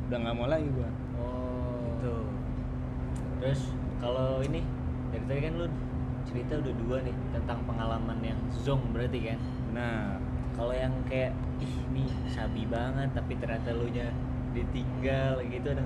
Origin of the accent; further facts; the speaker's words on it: Java, Indonesia; gue tuh emang orang Jawa cuma gue kalau dengar orang napak itu gue kurang masuk lah